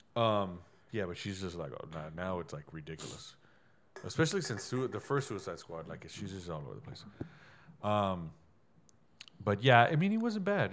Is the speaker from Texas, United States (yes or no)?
yes; Southside, Texas, United States; there was little to no black people where I grew up in Southside.